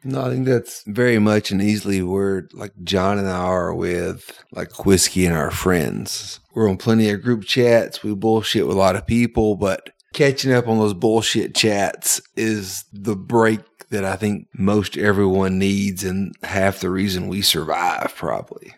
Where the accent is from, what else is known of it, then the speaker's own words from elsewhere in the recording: Georgia, United States; I very simply grew up in Cloulin, Georgia.